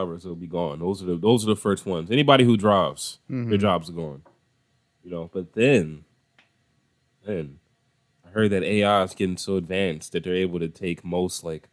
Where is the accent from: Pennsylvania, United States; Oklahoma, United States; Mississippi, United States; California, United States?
Pennsylvania, United States; Philadelphia; growing up in Philly